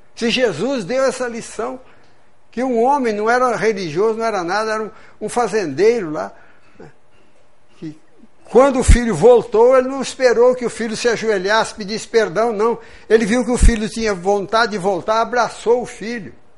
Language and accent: Portuguese; Lins, São Paulo, Brazil; moved away as an adult; now in Juiz de Fora, Brazil; Estudei num colégio protestante, etc. Irmão do Grambi daqui de Juiz de Fora, lá no interior do estado de São Paulo